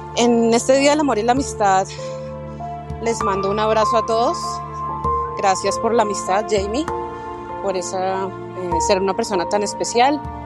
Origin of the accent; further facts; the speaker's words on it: Colombia; now in Miami, United States; colombiana y vivo en Miami